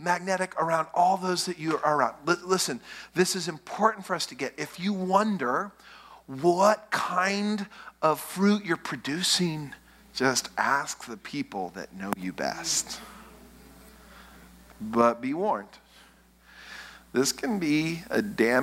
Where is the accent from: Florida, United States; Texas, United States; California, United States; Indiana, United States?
Texas, United States; West; I grew up in West Texas.